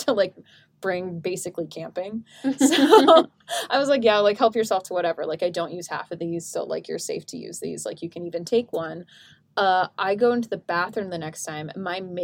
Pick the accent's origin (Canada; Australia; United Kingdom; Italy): Canada; we're Canadian